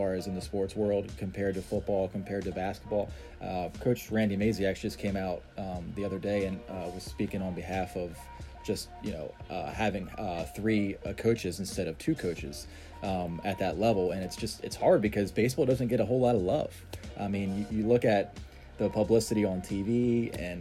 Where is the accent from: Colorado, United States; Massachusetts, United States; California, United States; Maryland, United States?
Maryland, United States; Frederick; also born or lived in West Virginia; pretty much been in Frederick, Maryland my whole life